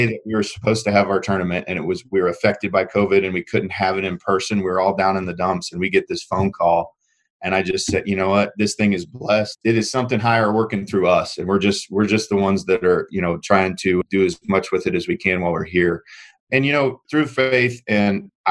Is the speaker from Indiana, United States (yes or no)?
yes; Indiana, United States; moved away as an adult; also born or lived in Joplin, Missouri; I was born and raised in Indiana, middle of cornfield